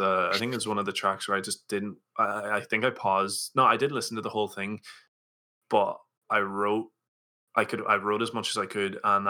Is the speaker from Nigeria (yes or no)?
no; Donegal, Ulster, Ireland; I'm from Donegal